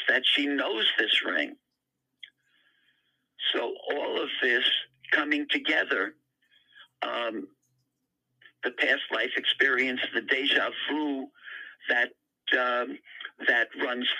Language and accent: English; New York City, New York, United States; the area in which I grew up in Queens, New York